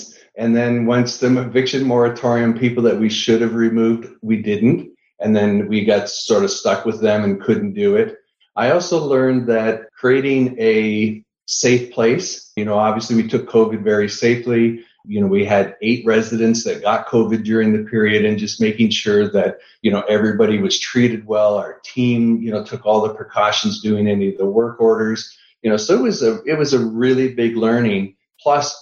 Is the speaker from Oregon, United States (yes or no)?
no; Austin, Texas, United States; I found one that was in Central Texas, where I'm from. I'm from Austin